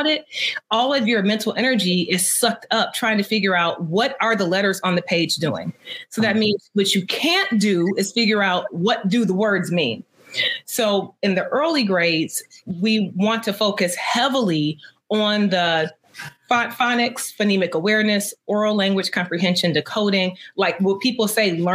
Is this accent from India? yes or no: no; Detroit, Michigan, United States; I grew up in Detroit.